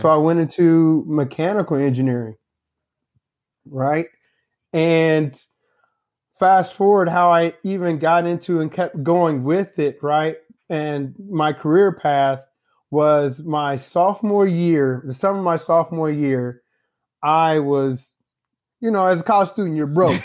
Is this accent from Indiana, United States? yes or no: yes; Indianapolis, Indiana, United States; now in St. Louis, United States; I'm from Indianapolis, Indiana, although I live in Saint Louis now. I'm originally from Indianapolis. I'm always gonna, uh, you know, give a shout out to the hometown.